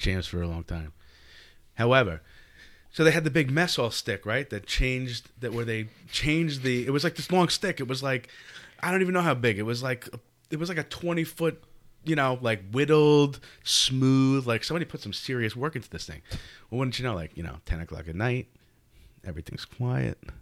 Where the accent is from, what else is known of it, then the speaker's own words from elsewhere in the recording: Nesconset, New York, United States; I grew up actually directly in Nesconset